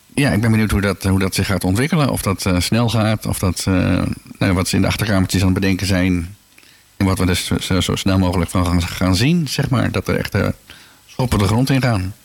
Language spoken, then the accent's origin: Dutch; Schalkwijk, Utrecht, Netherlands; moved away as an adult; now in Houten, Netherlands; ik kom oorspronkelijk uit Schalkwijk